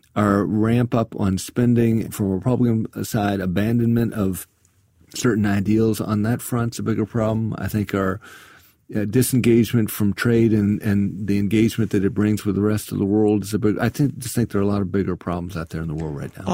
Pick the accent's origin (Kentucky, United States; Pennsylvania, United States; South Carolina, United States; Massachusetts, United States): South Carolina, United States; I come from South Carolina